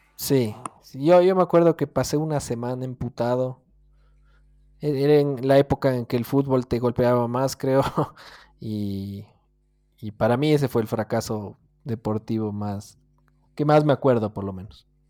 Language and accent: Spanish; Ecuador; Como buen ecuatoriano